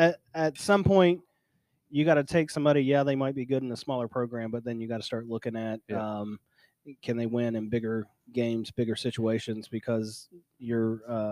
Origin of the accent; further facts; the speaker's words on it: Poca, West Virginia, United States; For Brent and I, where we grew up in Poca and went to church in Huntington